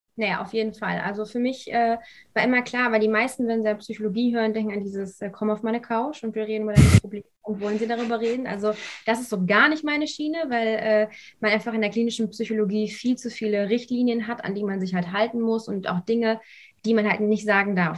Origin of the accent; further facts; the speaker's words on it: Lüdenscheid, North Rhine-Westphalia, Germany; moved away as an adult; komme ursprünglich aus dem Sauerland, aus Lüdenscheid